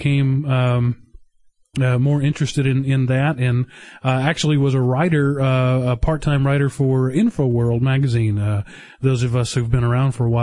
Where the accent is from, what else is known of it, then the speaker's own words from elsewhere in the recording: Texas, United States; I grew up in Texas